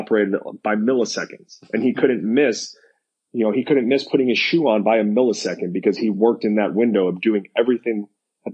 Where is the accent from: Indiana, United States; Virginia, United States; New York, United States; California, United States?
New York, United States; moved away as an adult; now in Florida, United States; growing up in New York, we don't have year-round baseball.